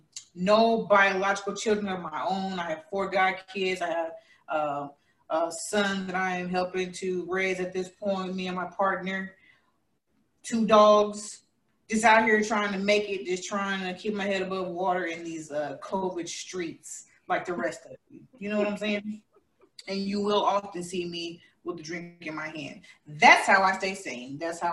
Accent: Columbia, Missouri, United States; also born or lived in Tulsa, Oklahoma; now in Las Vegas, United States; And prior to that, I was in Missouri. That's my hometown. Columbia, Missouri is where I was born. Currently in Las Vegas, loving it.

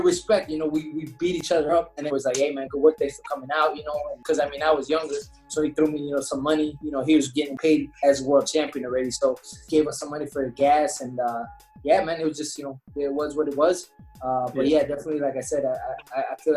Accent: Chicago, Illinois, United States; I'm from Chicago

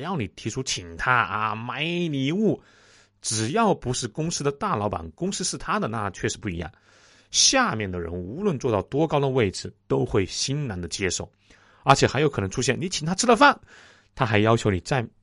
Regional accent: China; 我们中国人

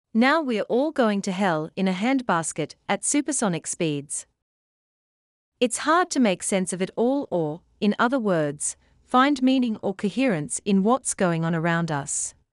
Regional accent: Canada; I am Canadian

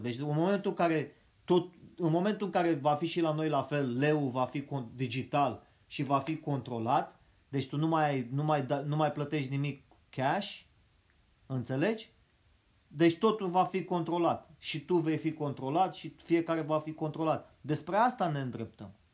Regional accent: Romania

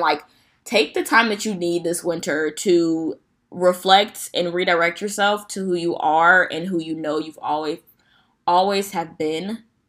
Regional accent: Midwest, United States; if you're from the Midwest, you already know we don't have a fall

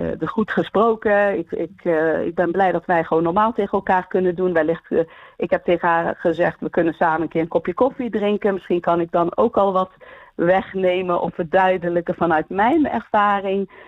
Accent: Eindhoven, North Brabant, Netherlands; now in Houten, Netherlands; ik ben geboren en getogen in Eindhoven, maar mijn ouders zijn allebei geboren in Marokko

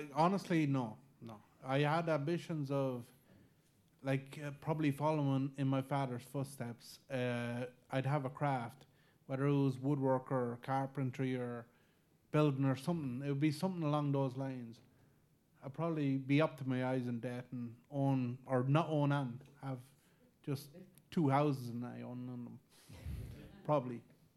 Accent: Ireland; We're Irish

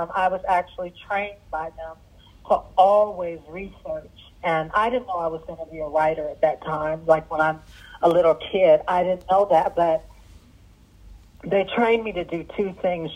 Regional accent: Washington, District of Columbia, United States; English is a second language; also born or lived in Sudan; it was Washington, D.C. where I grew up

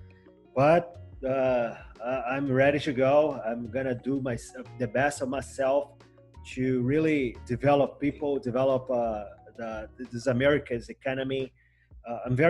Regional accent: Macaé, Rio de Janeiro, Brazil; I come from Macaé, right? It's a city in the country of Rio

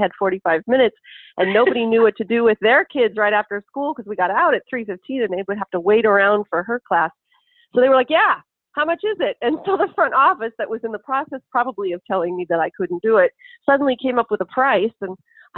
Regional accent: Lincoln, Nebraska, United States; I'm from Lincoln, Nebraska

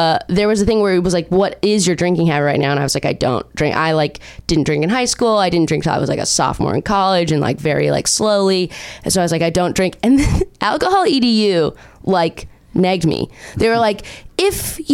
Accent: Orange County, California, United States; also born or lived in Chicago; I'm from Orange County.

